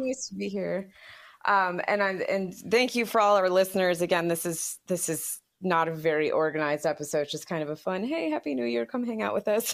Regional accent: United States; as an American

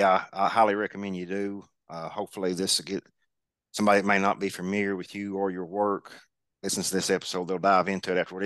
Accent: Kentucky, United States; growing up in Kentucky, I've always loved Kentucky basketball.

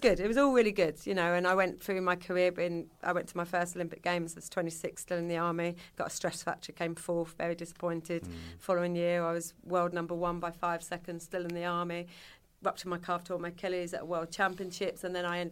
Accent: Kent, South East England, United Kingdom; accent: Yorkshire; moved away as an adult; also born or lived in Tunbridge Wells / York; I grew up in Kent

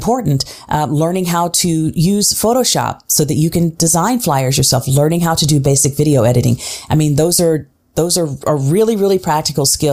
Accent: Tulsa, Oklahoma, United States; also born or lived in Switzerland / Nashville, Tennessee / New York; now in Philadelphia, United States; my hometown of Tulsa, Oklahoma

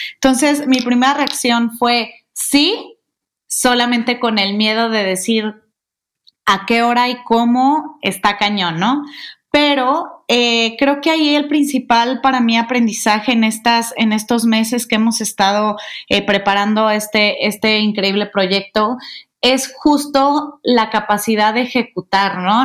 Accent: Guadalajara, Jalisco, Mexico; moved away as an adult; now in Mexico City, Mexico; yo soy de Guadalajara, eh, nací allá, tapatía, este, orgullosamente tapatía

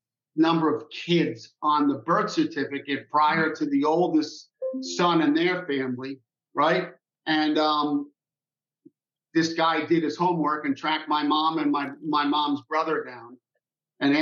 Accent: New York City, New York, United States; I grew up in Queens in Rockaway Beach, New York

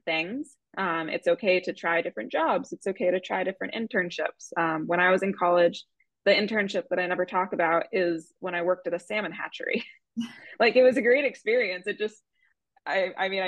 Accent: Vermont, United States; I grew up in Vermont, very landlocked

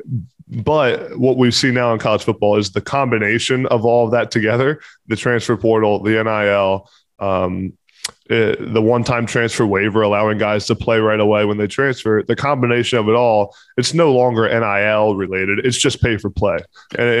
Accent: Pennsylvania, United States; I'm from Pennsylvania, have a lot of connections at Pitt

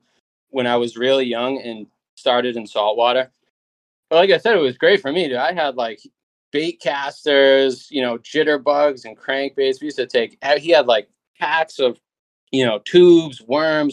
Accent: Massachusetts, United States; moved away as an adult; now in Nashua, United States; I'm in Nashua. I was originally from Massachusetts. I moved to Nashua in like 2020

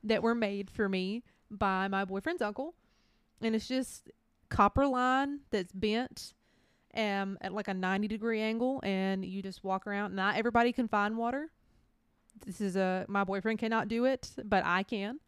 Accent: middle Georgia, United States; we did live in, like, middle Georgia as children

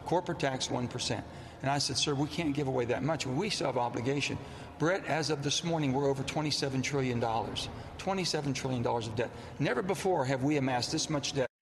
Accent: West Virginia, United States; It's not how I was raised in West Virginia

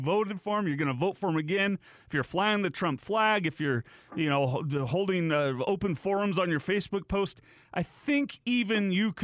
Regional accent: United States; we as an American people

